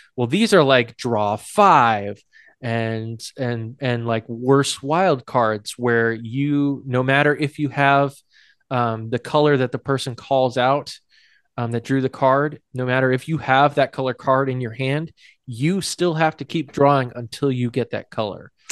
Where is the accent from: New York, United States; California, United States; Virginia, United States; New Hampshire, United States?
New Hampshire, United States; Hudson; my hometown of, hometown of Hudson is a suburb of Nashua